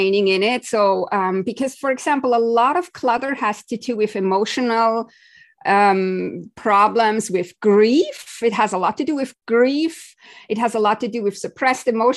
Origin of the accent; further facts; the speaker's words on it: Switzerland; I grew up in Switzerland